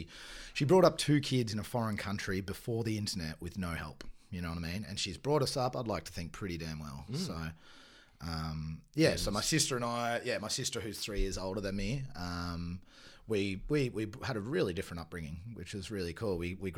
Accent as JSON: {"language": "English", "town": "Bayonne", "region": "Nouvelle-Aquitaine", "country": "France", "tie": "born there", "said": "Yeah, so I was born in Bayonne, which is part of the Basque country."}